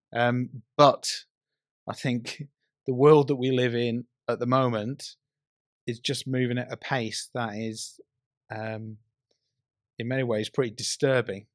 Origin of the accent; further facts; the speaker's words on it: North West England, United Kingdom; I grew up in the Northwest. I used to go to Preston Market on a Saturday.